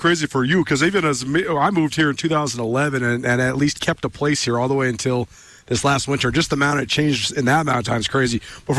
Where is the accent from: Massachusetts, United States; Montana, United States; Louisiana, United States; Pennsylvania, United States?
Montana, United States; Bozeman; We're also from Bozeman, right? So, yeah. I mean, as a guy that grew up here, could you ever imagine that College game day would come to Bozeman?